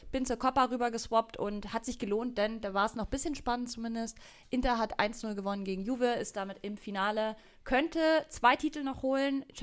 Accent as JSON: {"language": "German", "region": "Berlin", "country": "Germany", "said": "aber fand es als Berlinerin einfach sehr schön, äh, mal vor Ort zu sein."}